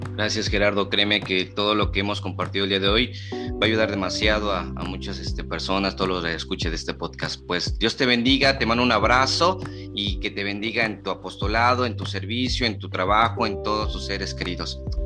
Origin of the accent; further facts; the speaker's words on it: Chiapas, Mexico; aquí somos de Chiapas